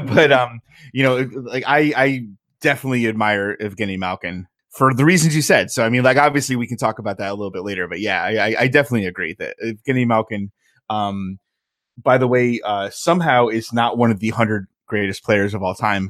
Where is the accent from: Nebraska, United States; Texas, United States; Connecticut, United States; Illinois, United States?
Connecticut, United States; Southern; I grew up in Southern Connecticut